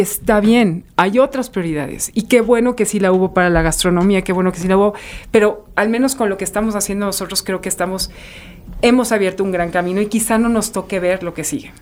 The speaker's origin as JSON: {"language": "Spanish", "town": "Saltillo", "region": "Coahuila", "country": "Mexico", "said": "muy del norte soy de Saltillo"}